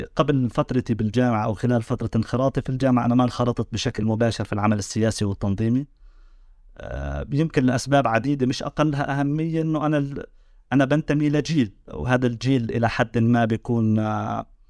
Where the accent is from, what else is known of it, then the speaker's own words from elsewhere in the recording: Jericho, West Bank, Palestine; now in Doha, Qatar; انا لاجئ فلسطيني عائلتي وانا سكننا في مخيم عقب الجبر للاجئين الفلسطينيين آه، هذا المخيم هو جاي جنوب غرب مدينه اريحه